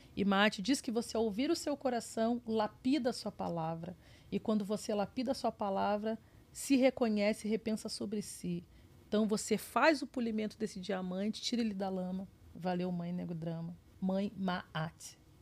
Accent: Porto Alegre, Rio Grande do Sul, Brazil; moved away as an adult; also born or lived in Rio de Janeiro / São Paulo; now in New York, United States; Eu sou de Porto Alegre

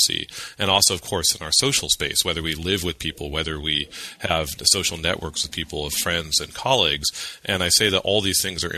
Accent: California, United States; now in Massachusetts, United States; I was born and raised in California

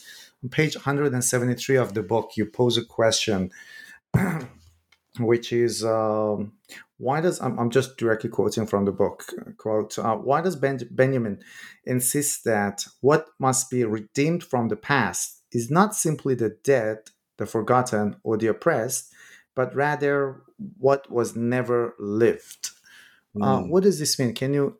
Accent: Iran; moved away; I'm originally from Iran myself. When Iran and Iraq war happened, I was a little kid.

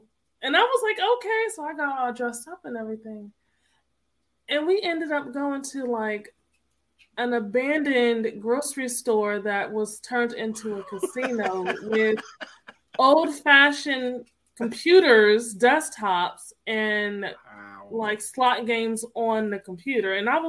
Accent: Connecticut, United States; moved away as an adult; also born or lived in North Carolina; now in Georgia, United States; I am originally from Connecticut.

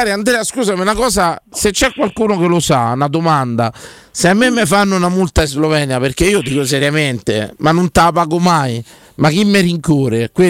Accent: Italy; Io vengo dall'Italia, sì. sono soggetto a legge italiana, ok?

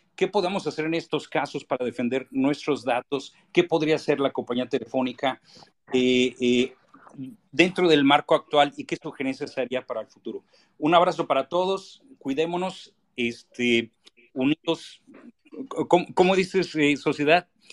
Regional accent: Benito Juárez, Mexico City, Mexico; yo nací en la, en la Benito Juárez, crecí en la Benito Juárez

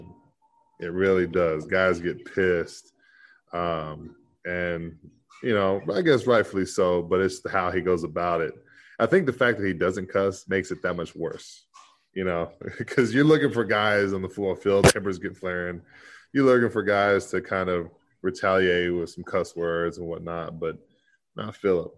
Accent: Texas, United States; born or raised there

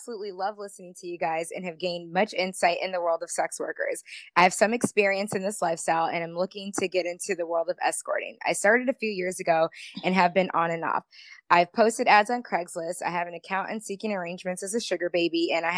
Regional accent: Tampa, Florida, United States; I'm from the Tampa area

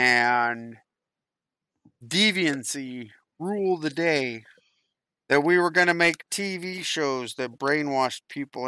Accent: Florida, United States; It's cold. I grew up in South Florida.

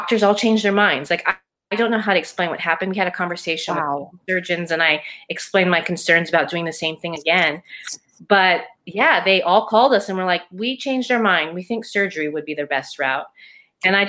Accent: Hawaii, United States; I am from Hawaii

